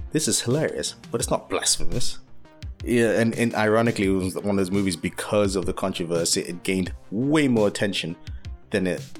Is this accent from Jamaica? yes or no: no; United Kingdom; Yes, being a Brit and being a lover of film, I feel like I had no choice.